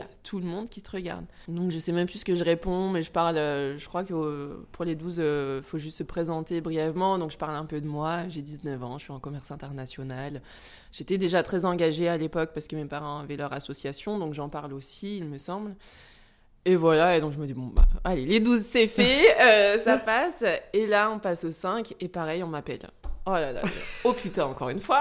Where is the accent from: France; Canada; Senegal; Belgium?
France; central France; born or raised there; also born or lived in Normandy